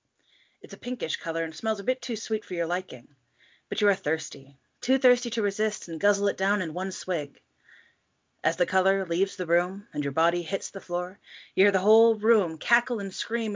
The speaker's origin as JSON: {"language": "English", "country": "United States", "said": "I am your American hostess"}